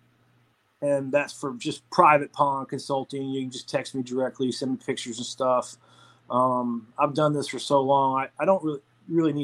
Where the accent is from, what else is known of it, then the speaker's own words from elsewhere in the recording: Atlanta, Georgia, United States; I'm from Atlanta, so I love the Braves